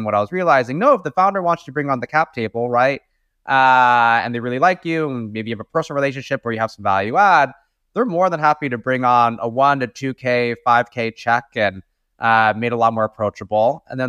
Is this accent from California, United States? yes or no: yes; Daly City, California, United States; also born or lived in East Coast; I was born and raised in the San Francisco Bay Area. So my parents actually moved to the US from China to go to school here. And I ended up starting my life in Daly City, specifically right outside of San Francisco.